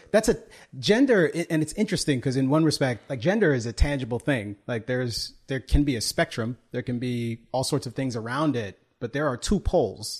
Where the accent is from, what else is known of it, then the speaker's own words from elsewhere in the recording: United States; I was, was born here, but I also take my citizenship very seriously